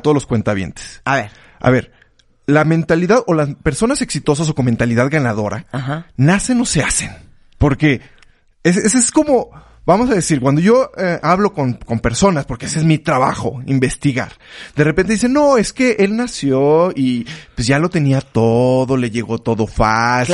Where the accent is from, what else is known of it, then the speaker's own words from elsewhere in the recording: Mexico; los mexicanos de México